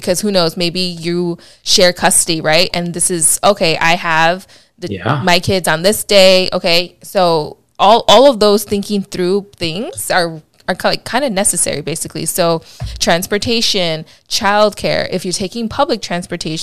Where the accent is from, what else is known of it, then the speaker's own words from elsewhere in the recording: Chicago, Illinois, United States; now in California, United States; I'm from Chicago, proud Chicagoan still